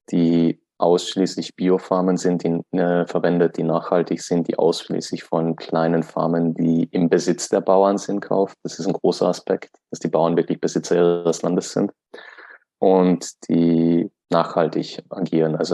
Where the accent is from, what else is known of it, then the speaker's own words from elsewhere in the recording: Austria; Weil wenn du bei uns zum Beispiel in Österreich, also ich komme aus Österreich